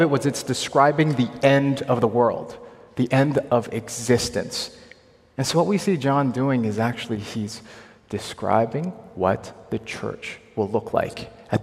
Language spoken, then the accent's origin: English; Hong Kong; moved away; also born or lived in Ontario; I'm from Hong Kong